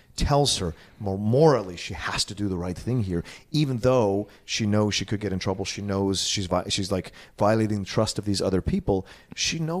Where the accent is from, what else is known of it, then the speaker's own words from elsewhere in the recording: East Coast, United States; growing up on the East Coast